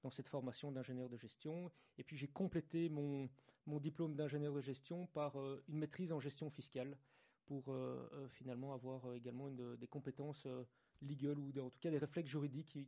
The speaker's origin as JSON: {"language": "French", "town": "Brussels", "region": "Brussels-Capital Region", "country": "Belgium", "said": "Je suis de Bruxelles, oui."}